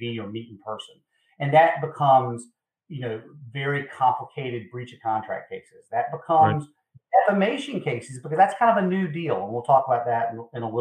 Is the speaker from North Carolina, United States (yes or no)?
yes; Eastern North Carolina, United States; moved away as an adult; now in South Carolina, United States; I'm originally from Eastern North Carolina